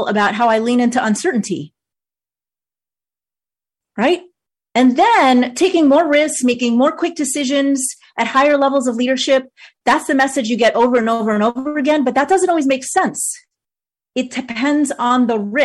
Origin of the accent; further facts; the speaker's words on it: New York, United States; moved away as an adult; also born or lived in Maryland / Virginia / Washington, D.C.; now in North Carolina, United States; where I grew up in New York versus where I live now in North Carolina